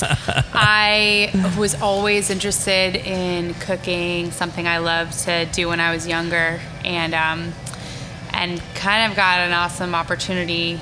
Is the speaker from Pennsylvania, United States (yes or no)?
no; Northwest New Jersey, United States; moved away as an adult; also born or lived in upstate New York; now in New Orleans, United States; I grew up mostly in Northwest New Jersey.